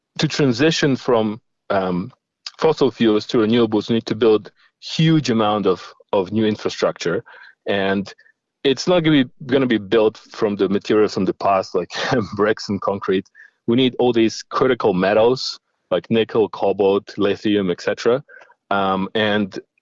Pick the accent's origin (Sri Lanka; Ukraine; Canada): Ukraine; moved away as an adult; also born or lived in Middle East / Russia / Sydney, Australia; I was born in Ukraine